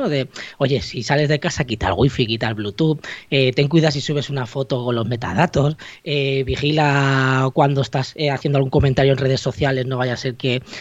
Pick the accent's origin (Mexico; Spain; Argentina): Spain; Mataró, Catalonia; Clar que sí, yo soy catalán y parlo molt volver el catalán.